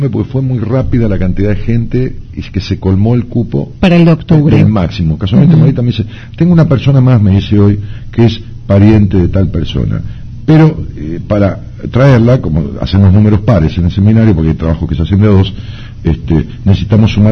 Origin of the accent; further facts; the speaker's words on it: Luján de Cuyo, Mendoza, Argentina; De Mendoza.